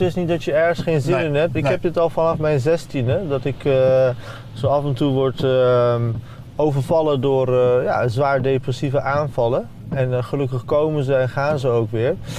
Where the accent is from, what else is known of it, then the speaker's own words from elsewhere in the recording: Deventer, Overijssel, Netherlands; Ik ben in Deventer geboren en getogen, gewoon het ziekenhuis hier